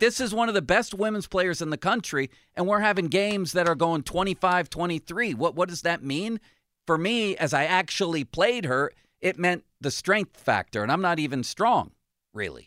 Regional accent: Buffalo, New York, United States; now in Pittsburgh, United States; growing up in Buffalo.

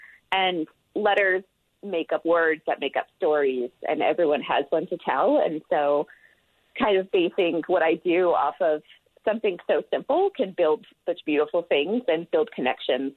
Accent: outside of Charleston, Deep South, South Carolina, United States; accent: southern drawl; moved away as an adult; also born or lived in Florida / Atlanta, Georgia; now in Utah, United States; I am from the Deep South. So I grew up outside of Charleston, and I went to school in Florida and then lived in Atlanta before coming out here

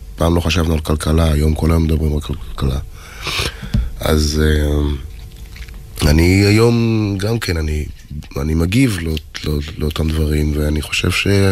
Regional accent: Haifa, Haifa District, Israel; אני יליד חיפה

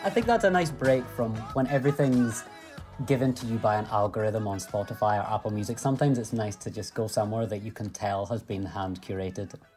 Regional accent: Scotland, United Kingdom; I'm a Scottish entrepreneur.

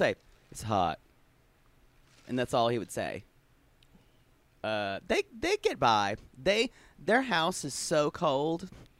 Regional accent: the South, United States; a little effeminate boy growing up in the South.

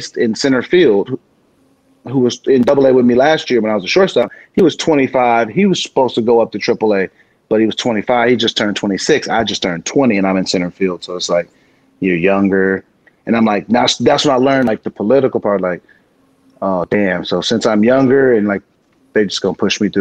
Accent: San Diego, California, United States; moved away as an adult; I'm from San Diego

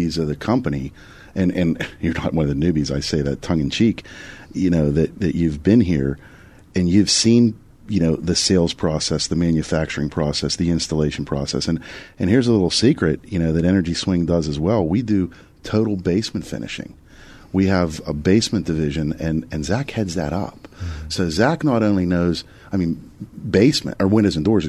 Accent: Pittsburgh, Pennsylvania, United States; We're all from Pittsburgh. Born and bred.

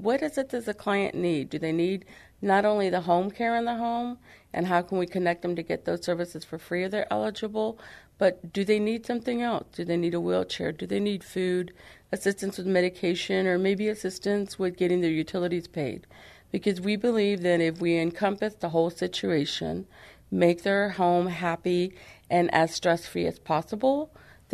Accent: San Antonio, Texas, United States; now in Floresville, United States; I was born and raised in San Antonio, Texas, and then about 30 years ago decided to move out to Floresville, Texas

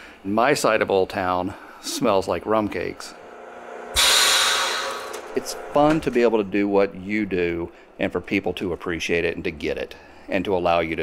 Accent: Mississippi, United States; now in Missouri, United States; so I grew up in Mississippi. We had 13 pecan trees on our property.

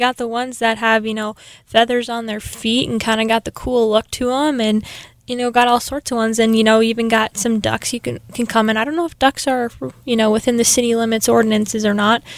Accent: New York Mills, Minnesota, United States; moved away as an adult; now in Sioux Falls, United States; I'm originally from New York Mills, Minnesota. It's about 30 miles east of Fargo

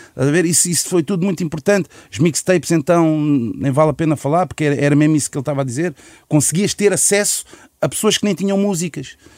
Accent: Lisbon, Portugal; Eu, eu pessoalmente só saí de Chelas

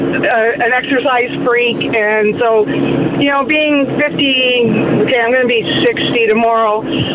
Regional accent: Ontario, Canada; my hometown in Ontario

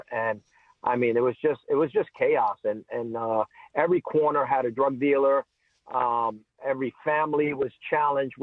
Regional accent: New York City, New York, United States; growing up in New York City

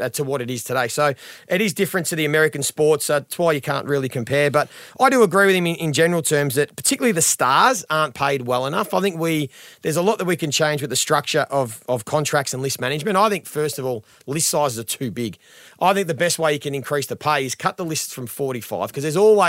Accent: Australia; we do it differently in Australia

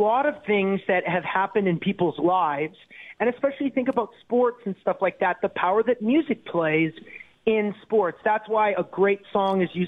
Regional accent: Canada; as a Canadian

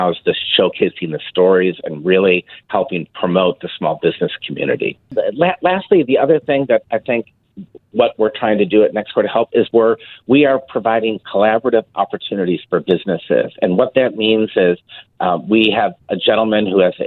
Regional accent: Chicago, Illinois, United States; moved away as an adult; now in St. Louis, United States; I'm a Chicago native, born and raised in Chicago

